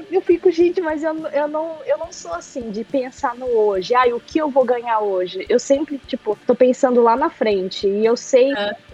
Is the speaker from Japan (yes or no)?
yes; Japan; born there; Eu nasci aqui no Japão, né? Ah. Minha mãe me teve aqui, eu nasci aqui.